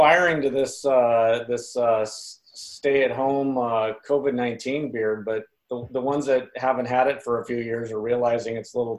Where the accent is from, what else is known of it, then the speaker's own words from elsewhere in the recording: Red Bluff, California, United States; So growing up in Red Bluff, I had that awesome in my backyard.